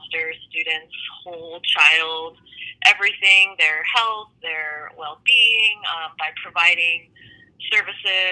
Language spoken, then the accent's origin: English; Aurora, Colorado, United States; also born or lived in France; now in Denver, United States; I'm originally from Aurora, Colorado. After I graduated high school, I went to school out of state